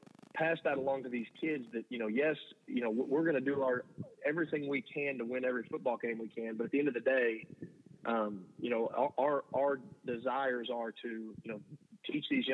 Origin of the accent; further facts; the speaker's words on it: Blanco, Texas, United States; now in Dallas, United States; growing up in Blanco